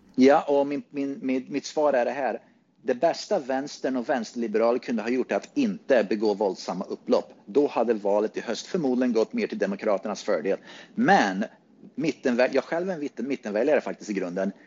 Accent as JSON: {"language": "Swedish", "country": "Sweden", "moved": "yes", "lives_now": "Phoenix, United States", "said": "Innan dess så var jag väldigt mycket svensk"}